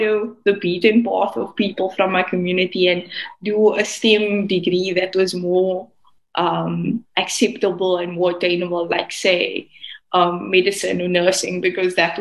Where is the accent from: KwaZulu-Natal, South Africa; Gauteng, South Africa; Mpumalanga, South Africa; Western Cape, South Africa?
Western Cape, South Africa; Cape Town; I'm from the Cape Flats in Cape Town, South Africa. That's where I'm from.